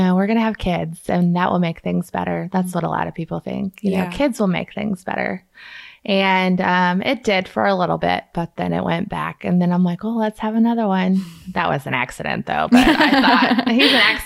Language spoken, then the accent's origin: English; Kansas City, United States; now in Vandalia, United States; I'm from Kansas City, and I somehow ended up in Vandalia, Missouri